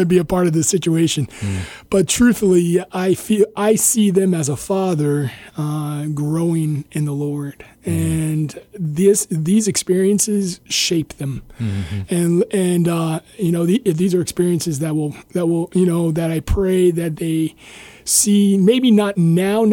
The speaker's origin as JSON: {"language": "English", "region": "Idaho", "country": "United States", "tie": "born or raised there", "also_born_or_lived": "Iowa / Ohio", "moved": "as an adult", "lives_now": "Guam", "said": "So I grew up in Idaho, and then I went to went to undergrad in Iowa."}